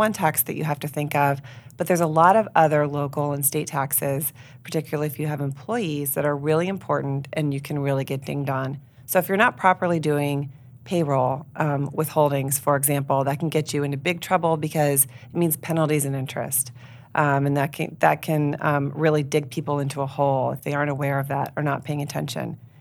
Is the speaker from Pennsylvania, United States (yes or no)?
yes; York, Pennsylvania, United States; I grew up here in York, and so I'm invested here in the York community